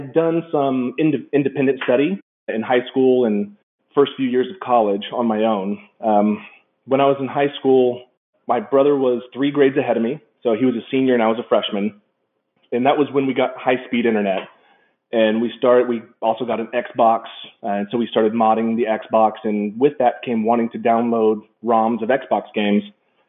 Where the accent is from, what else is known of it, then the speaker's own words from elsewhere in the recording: Saudi Arabia; Growing up in Saudi Arabia, we were late to the internet game in the early 90s.